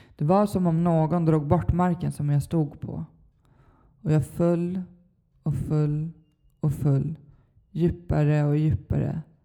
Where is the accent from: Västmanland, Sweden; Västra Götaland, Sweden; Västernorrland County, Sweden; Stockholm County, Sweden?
Stockholm County, Sweden; Stockholm; jag är uppvuxen i Stockholm, Bagarmossen